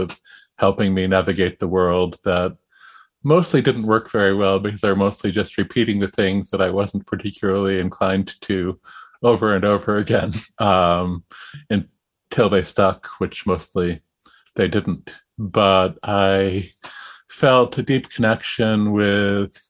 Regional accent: Massachusetts, United States; I grew up in Massachusetts at the edge of the suburbs

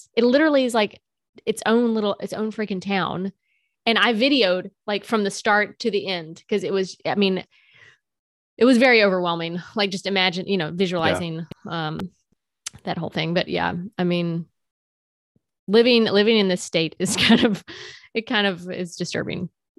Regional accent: South Carolina, United States; moved away as an adult; now in North Carolina, United States; So I live in North Carolina right now. I'm from South Carolina, but I moved to North Carolina in 2020.

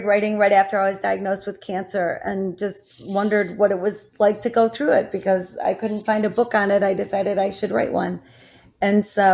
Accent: Saginaw, Michigan, United States; I was born in Saginaw, Michigan.

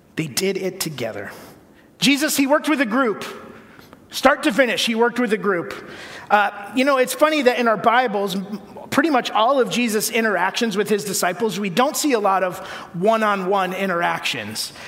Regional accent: Connecticut, United States; the church I grew up in in Connecticut

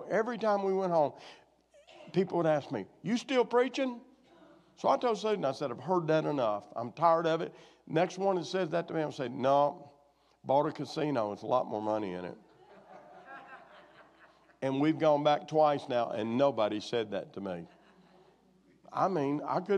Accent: Arkansas, United States; moved away; my hometown where I was raised, which is a big metropolis of probably less than 300 now

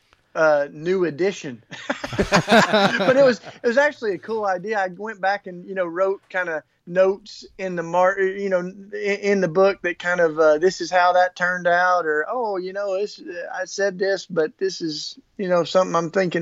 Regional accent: East Tennessee, United States; I grew up with guns, though. You know, East Tennessee

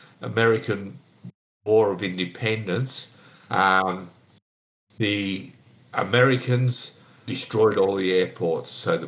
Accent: Goulburn, New South Wales, Australia; also born or lived in China; I come from Goulburn.

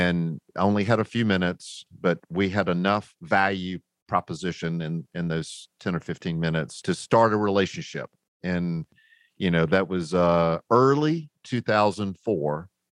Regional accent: the South, United States; you know, I'm a Southerner and rednecks really don't do well in the snow.

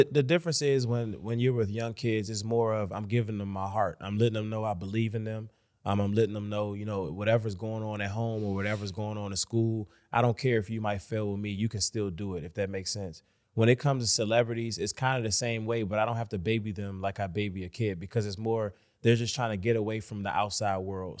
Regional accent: Washington, District of Columbia, United States; I'm from Washington, D C, born and raised

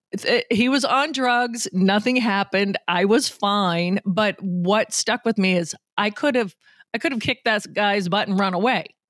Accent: Boston, Massachusetts, United States; now in Minnesota, United States; my hometown Bruins

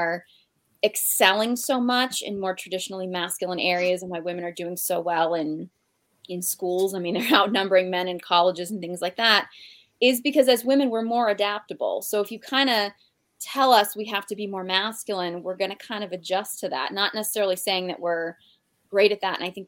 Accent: Boston, Massachusetts, United States; I'm from Boston

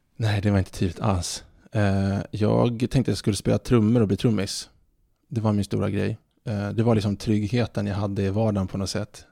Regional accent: Stockholm, Stockholm County, Sweden; Jag är född 1986 eh, på SÖS, Södermalm i Stockholm eh, en väldigt kärleksfull uppväxt

